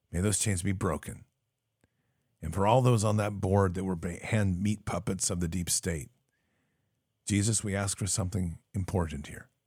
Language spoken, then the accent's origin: English; Wisconsin, United States; now in Florida, United States; I'm originally from Wisconsin, and I moved to Florida almost 15 years ago.